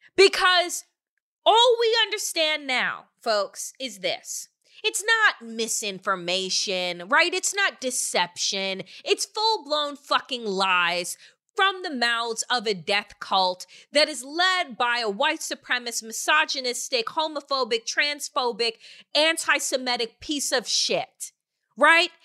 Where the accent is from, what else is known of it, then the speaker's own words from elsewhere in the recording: Eastern Long Island, New York, United States; when I was growing up on Eastern Long Island